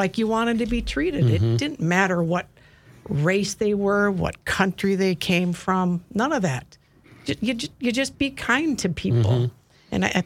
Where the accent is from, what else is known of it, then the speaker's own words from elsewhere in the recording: Maple Grove, Minnesota, United States; I grew up in Maple Grove